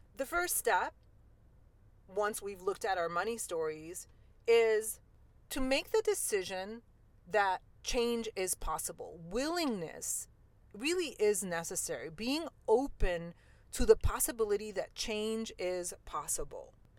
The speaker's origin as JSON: {"language": "English", "town": "New York City", "region": "New York", "country": "United States", "tie": "born or raised there", "said": "I grew up in New York City in Queens"}